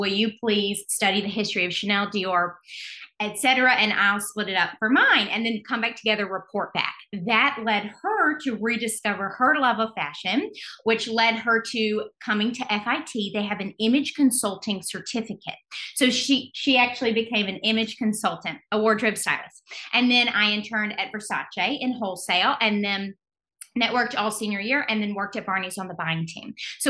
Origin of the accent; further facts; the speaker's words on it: Alabama, United States; now in New York City, United States; We're from Alabama, but we live in New York City now.